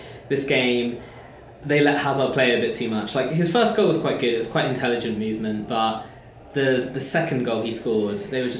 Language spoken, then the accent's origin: English; England, United Kingdom; I'm English.